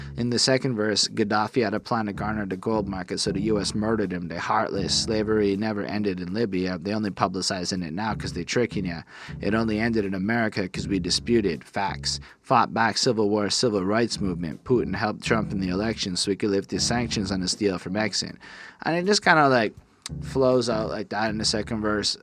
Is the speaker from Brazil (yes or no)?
no; Canada; being a Canadian